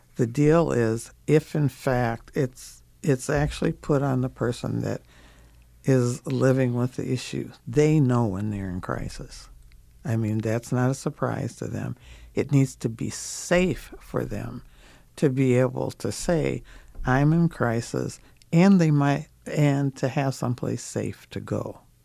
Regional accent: Minnesota, United States; I'm from Minnesota

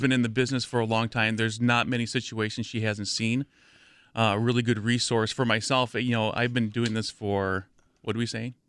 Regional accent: near Madison, Wisconsin, United States; I grew up near Madison

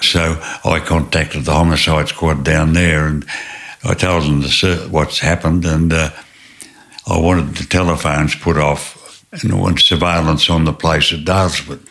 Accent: Tasmania, Australia; moved away as an adult; also born or lived in New South Wales; I was born in Tasmania and uh, grew up on a mixed farm

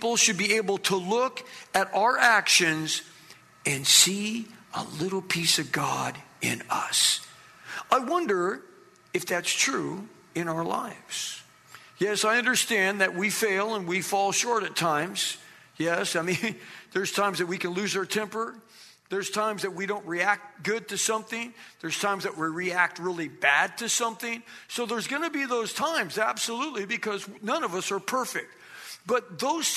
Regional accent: Ontario, California, United States; also born or lived in Riverside, California; now in Los Angeles, United States; I lived in Riverside for multiple years. I grew up in Ontario, so I wasn't too far from here

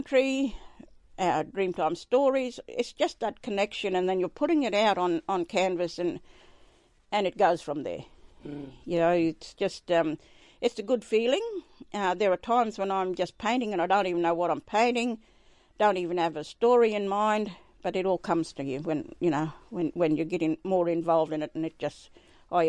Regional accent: Birdsville, Queensland, Australia; also born or lived in Alton Downs Station; I was born at Alton Downs. Dad was working out there at the time. And, a few of us most of us have been born out on country around Birdsville

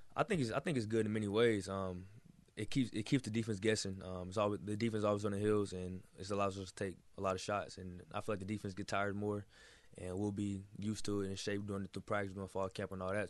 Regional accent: Texas, United States; moved away as an adult; now in Miami, United States; I'm from Texas

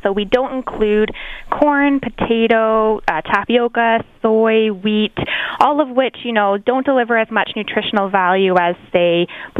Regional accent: Canada; we're very proud to be Canadian ourselves

